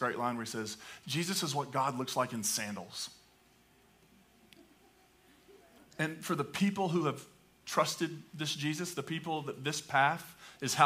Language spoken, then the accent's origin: English; Appalachia, United States; accent: hillbilly; first language English; I can speak hillbilly English pretty well. I grew up in hillbilly land